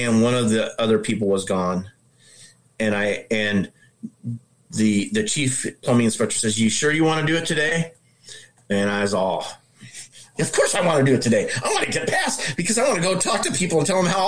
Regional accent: Omaha, Nebraska, United States; I'm from Omaha, Nebraska. I'm a tile setter

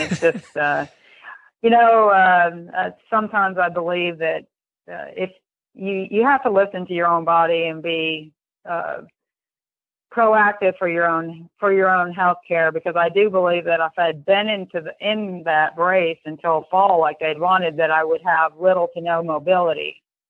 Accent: New York, United States; also born or lived in Europe; I lived overseas. My father was an IBMer, and I grew up in Europe and then in upstate New York.

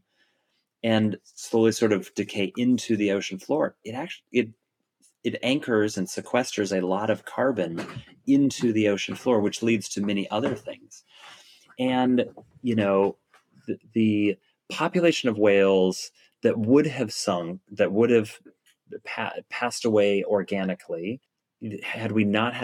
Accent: Oregon coast, United States; moved away; I grew up on the Oregon coast

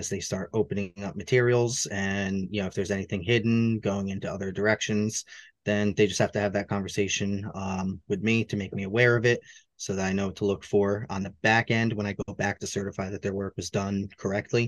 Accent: Hudson Valley, New York, United States; here in the Hudson Valley, in New York

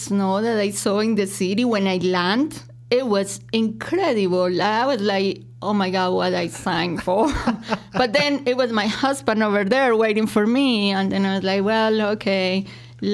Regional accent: Medellin, Antioquia, Colombia; moved away as an adult; also born or lived in Spain; now in Chicago, United States; I'm originally from Medellin, Colombia. It's the second largest city in Colombia.

